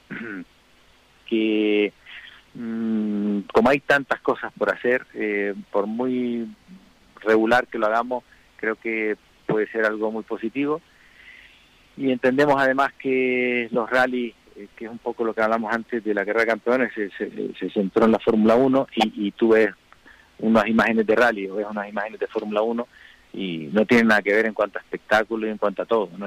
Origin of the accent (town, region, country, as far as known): Canary Islands, Spain